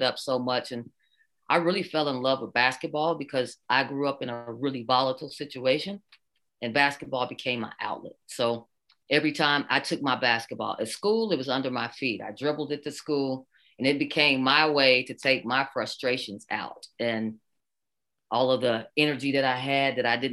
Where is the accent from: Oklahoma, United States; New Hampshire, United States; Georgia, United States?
Oklahoma, United States; I'm born and raised in Oklahoma